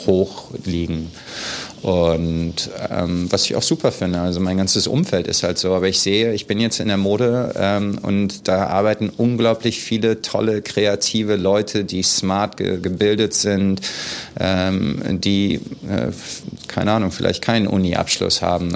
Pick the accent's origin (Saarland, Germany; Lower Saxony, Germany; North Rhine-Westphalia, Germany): Lower Saxony, Germany; Hanover; moved away as an adult; now in New York, United States; Ich komme aus Hannover, aus Niedersachsen. Ähm, ich bin 1977 äh, geboren in Hannover und war dann an der Grundschule in einem total behüteten Haus aufgewachsen